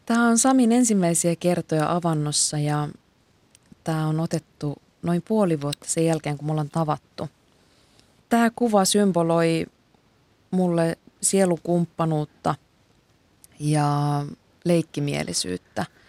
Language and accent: Finnish; Kuusamo, North Ostrobothnia, Finland; moved away